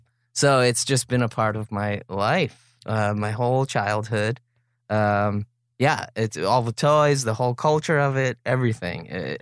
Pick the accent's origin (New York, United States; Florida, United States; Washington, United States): New York, United States; I grew up on Long Island, and they were having a garage sale, and my brother and I bought all their Star Wars toys.